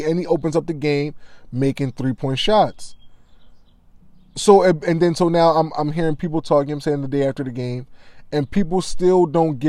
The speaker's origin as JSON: {"language": "English", "region": "Delaware", "country": "United States", "tie": "born or raised there", "said": "I grew up in Delaware"}